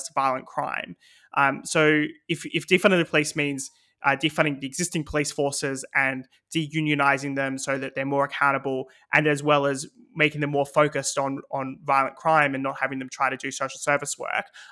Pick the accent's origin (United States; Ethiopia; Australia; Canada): Australia; now in United Kingdom; my home country in Australia